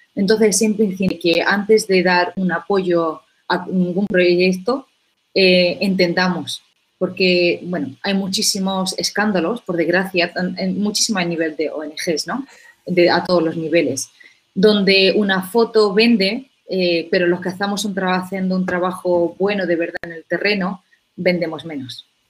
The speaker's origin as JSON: {"language": "Spanish", "town": "Úbeda", "region": "Andalusia", "country": "Spain", "tie": "born or raised there", "moved": "as an adult", "lives_now": "South Africa", "said": "colegio en, en Úbeda, que es de hecho la, mi ciudad natal"}